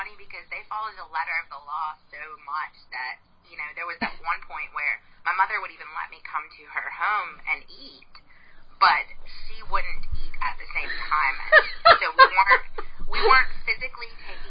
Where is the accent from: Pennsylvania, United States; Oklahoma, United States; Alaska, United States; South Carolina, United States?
South Carolina, United States; obviously. I am from South Carolina, here in the States, and as far as my ex-JW background, I was born and raised in the Jehovah's Witnesses